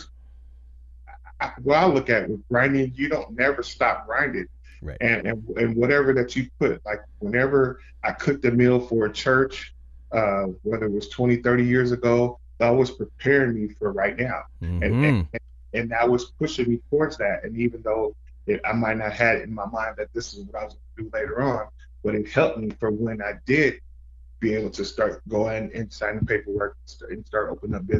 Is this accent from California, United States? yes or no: yes; Fresno, California, United States; moved away; when I moved back to my hometown, Fresno, California